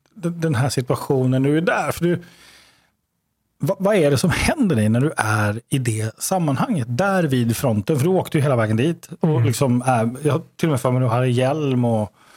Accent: Uppsala, Uppsala County, Sweden; när jag växte upp i, i Uppsala

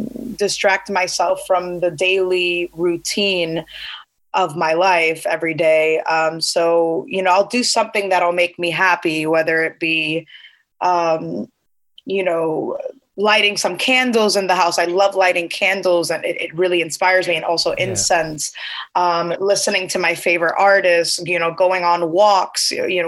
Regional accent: United States; born there; I am Cuban and I'm first generation American. I was born here in America.

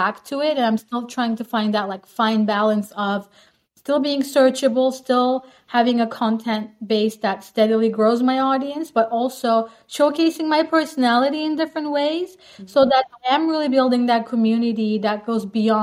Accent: Turkey; moved away; also born or lived in Netherlands; So I'm actually from Turkey, but I basically lived more than half my life in the Netherlands.

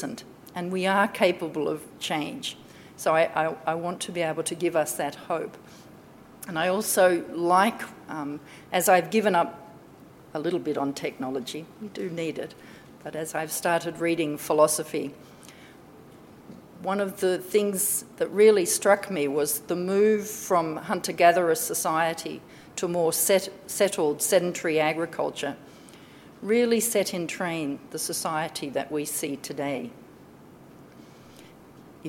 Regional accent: Crookwell, New South Wales, Australia; I was born in Gundungurra country in near Crookwell

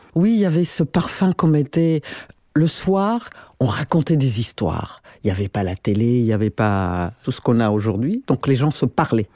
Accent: Burundi; moved away; also born or lived in Paris, France; quand j'ai quitté le Burundi après l'assassinat de mon père. Euh, en 70

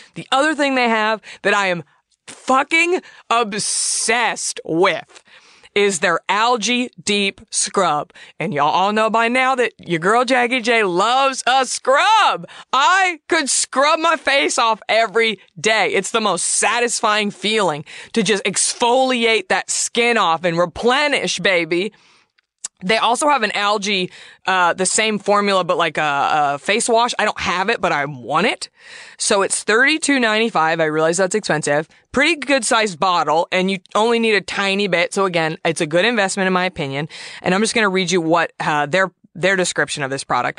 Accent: Southwest, United States; I'm from the Southwest. My grandmother would make prickly pear preserves my whole childhood

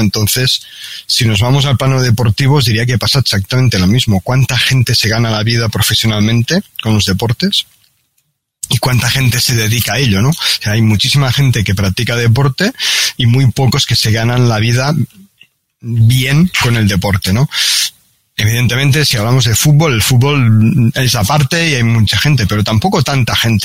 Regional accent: Catalonia, Spain; now in Barcelona, Spain; aunque yo no soy de Barcelona, soy, soy, soy catalán, de un pequeño pueblo de, Cataluña

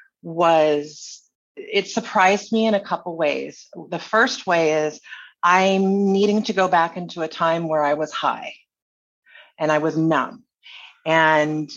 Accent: Honolulu, Hawaii, United States; moved away; also born or lived in Burlingame, California; I grew up in Waikiki and I was an adult entertainer.

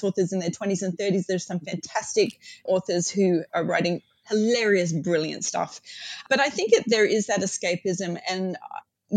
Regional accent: Australia; my mum's American, my dad's British, I'm Australian

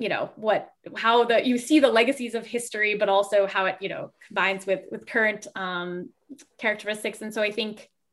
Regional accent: Fort Lauderdale, Florida, United States; I grew up in South Florida, right. In Southeast Florida, Fort Lauderdale, Florida.

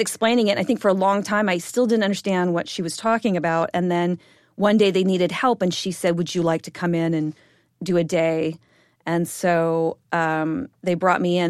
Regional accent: Bellevue, Washington, United States; I grew up in Bellevue, Washington, which is a suburb of Seattle

